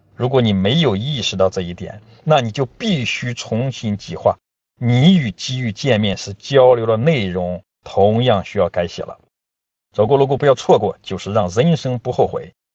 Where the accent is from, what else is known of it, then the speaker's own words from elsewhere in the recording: Yanzhou, Shandong, China; 在我的家乡三东兖州，有三句讲机会的方言